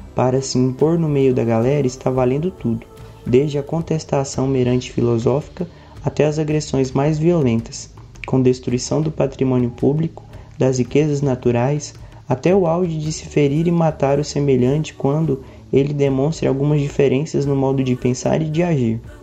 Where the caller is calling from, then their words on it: Goiânia, Goiás, Brazil; eu falo de Goiânia